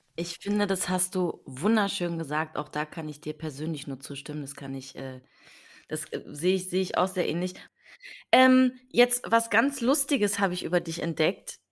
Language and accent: German; Potsdam, Brandenburg, Germany; Ich komme aus Potsdam